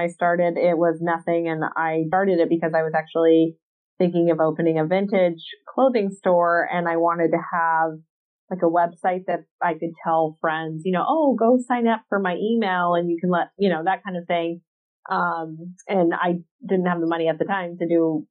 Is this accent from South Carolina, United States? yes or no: yes; South Carolina, United States; accent: Southern; moved away as an adult; now in California, United States; I'm originally from South Carolina, but I currently live in California. I've lived here for probably like 16, 17 years now, maybe.